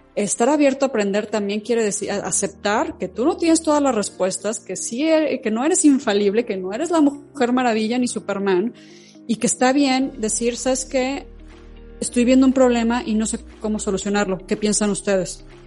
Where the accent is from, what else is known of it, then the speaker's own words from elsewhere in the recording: León, Guanajuato, Mexico; en mi ciudad natal, en León